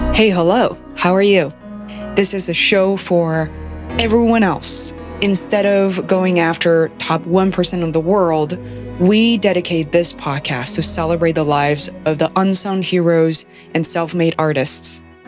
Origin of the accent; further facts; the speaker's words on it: Beijing, China; moved away as an adult; now in Boston, United States; as a Chinese person born and raised in China